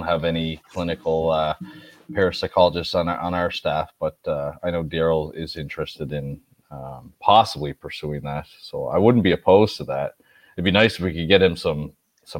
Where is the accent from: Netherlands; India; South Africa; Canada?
Canada; Nova Scotia; I'm from Nova Scotia.